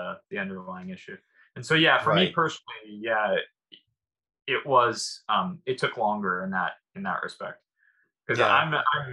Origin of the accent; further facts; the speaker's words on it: United States; now in Japan; as an American